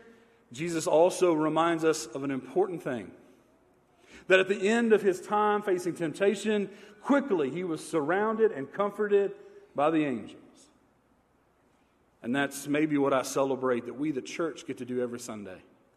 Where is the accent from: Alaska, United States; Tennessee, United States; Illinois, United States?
Tennessee, United States; Manchester; I grew up outside of Manchester, Tennessee. And I grew up on a farm